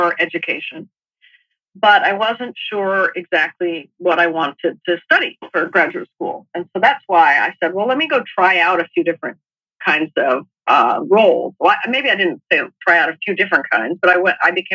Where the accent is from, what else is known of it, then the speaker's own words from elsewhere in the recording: New Mexico, United States; moved away as an adult; also born or lived in Massachusetts; I grew up in New Mexico, and came east.